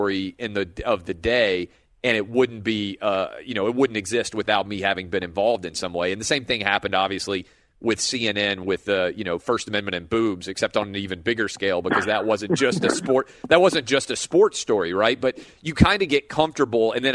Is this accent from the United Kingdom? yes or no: no; the South, United States; growing up in the South